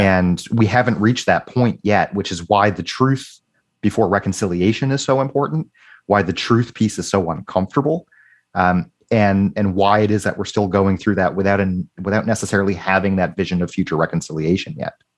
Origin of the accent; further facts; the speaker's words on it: United States; now in Canada; in Canada and the United States where I grew up